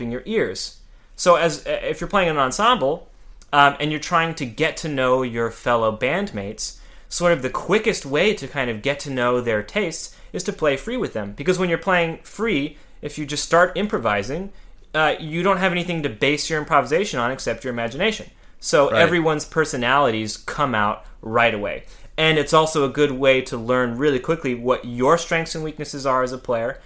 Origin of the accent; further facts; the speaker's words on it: Central California, United States; moved away as an adult; also born or lived in Mojave Desert, California / Los Angeles / New York; I'm from a small town in California in the Mojave Desert, and I grew up in Central California.